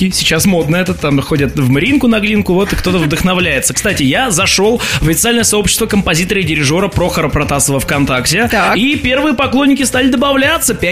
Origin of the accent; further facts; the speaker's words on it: Kirov, Kirov Oblast, Russia; А я вот как уроженец Филейки знаю, что у нас тоже есть разломанный фонтан на Филеечке